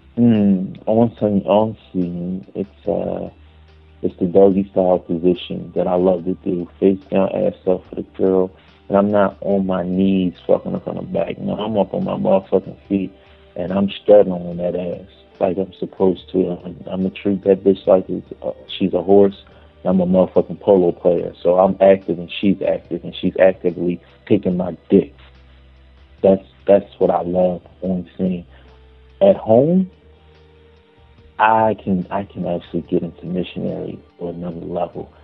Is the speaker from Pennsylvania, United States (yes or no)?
yes; Philadelphia, Pennsylvania, United States; Philadelphia, born and raised